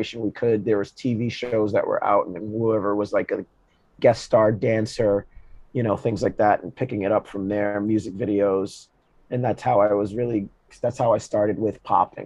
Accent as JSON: {"language": "English", "region": "Georgia", "country": "United States", "tie": "born or raised there", "also_born_or_lived": "Boston", "moved": "as an adult", "lives_now": "Brooklyn, United States", "said": "Born and raised in Georgia"}